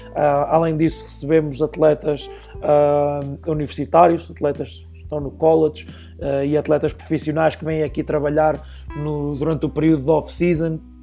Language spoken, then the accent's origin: Portuguese; Oliveira do Hospital, Centro, Portugal; moved away as an adult; now in Lincoln, United States; eu sou natural de Oliveira do Hospital, uma pequena cidade no distrito de Coimbra